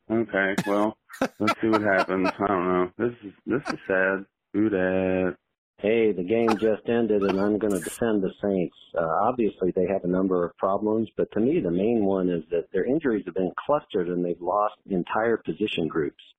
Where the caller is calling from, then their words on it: Munich, Bavaria, Germany; English is a second language; I'm calling from Munich.